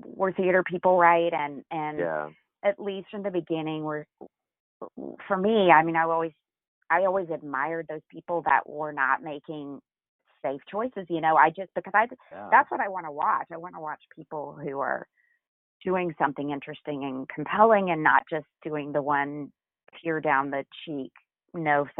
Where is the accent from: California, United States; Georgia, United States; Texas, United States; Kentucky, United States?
Georgia, United States; Macon; moved away as an adult; now in New York City, United States; growing up in Macon, Georgia